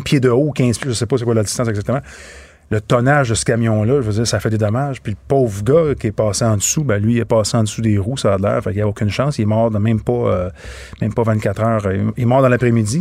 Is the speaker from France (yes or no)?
no; Boucherville, Quebec, Canada; je viens de Boucherville.